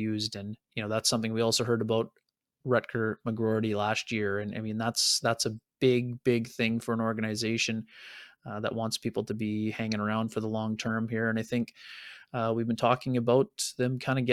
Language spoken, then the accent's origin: English; Altona, Manitoba, Canada; growing up in Altona